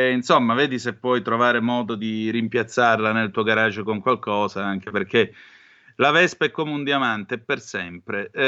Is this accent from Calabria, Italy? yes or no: yes; Vibo Valentia, Calabria, Italy; Io sono di Vibo Valencia, quindi tutte le spiagge nella zona da Pizzo Calabro ad arrivare fino a Tropea e così via, che d'estate erano un divertimentificio